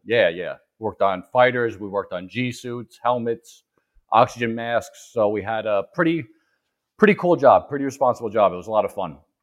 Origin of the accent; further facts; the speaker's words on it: East Coast, United States; I'm from the East Coast, so I'm not used to elevation